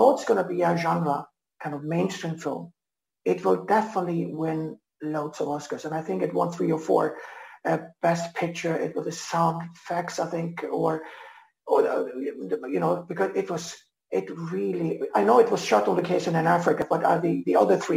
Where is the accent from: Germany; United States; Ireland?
Germany; now in Iceland; I'm half German, born and bred in Germany